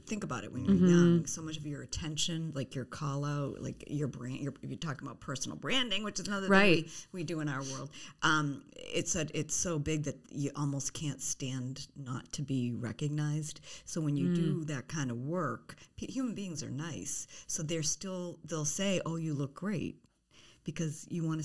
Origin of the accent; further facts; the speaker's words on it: Foxborough, Massachusetts, United States; I grew up in Foxborough